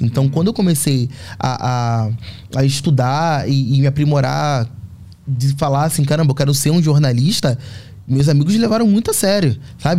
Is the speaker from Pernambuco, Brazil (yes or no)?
no; Rio de Janeiro, Brazil; moved away; A Fazenda Botafogo, onde, onde eu cresci, é um bairro muito pequeno